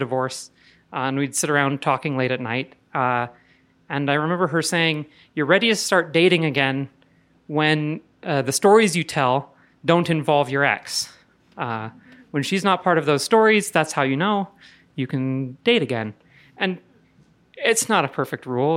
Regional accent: Indiana, United States; moved away as an adult; now in Denver, United States; I'm from Indiana

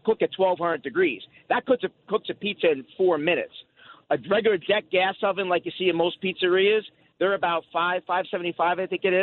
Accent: New Jersey, United States; I grew up in Jersey

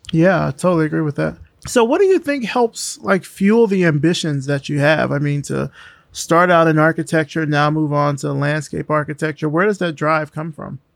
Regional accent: Selma, Alabama, United States; I'm from Selma

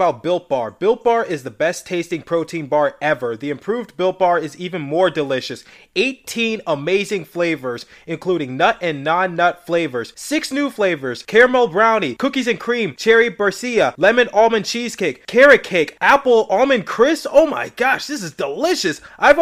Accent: the East, East Coast, United States; I'm from the East

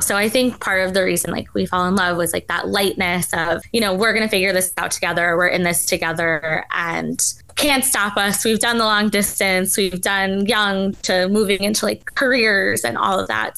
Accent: New York City, New York, United States; moved away as an adult; also born or lived in the South (US); I said I was from New York City

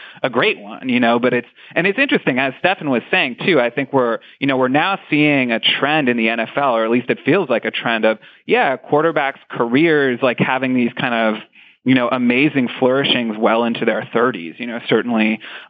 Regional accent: Boston, Massachusetts, United States; growing up in Boston

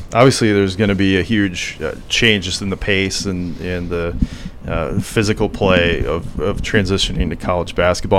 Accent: Sheldon, Iowa, United States; I'm from Sheldon. I grew up in Sheldon, Iowa.

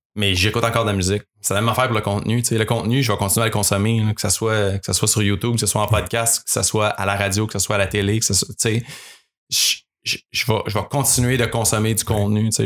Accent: Mont-Saint-Grégoire, Quebec, Canada; nous deux, on a grandi à Mont-Saint-Grégoire, man, on est des petits gars de la campagne

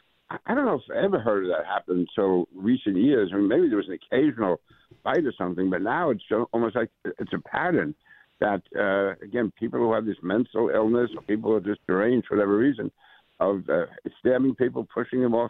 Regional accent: New York City, New York, United States; I grew up in Queens

